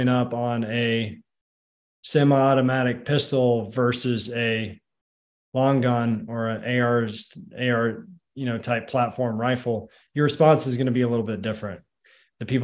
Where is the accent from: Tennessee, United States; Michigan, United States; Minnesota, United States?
Tennessee, United States; Nashville; I'm from Nashville, Tennessee. Covenant shooting happened in my backyard